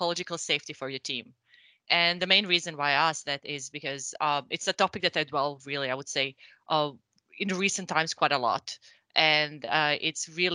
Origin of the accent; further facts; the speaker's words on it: Croatia; moved away as an adult; now in Sweden; I'm originally from Croatia, and I think I've been now in the industry pretty much since I moved to Sweden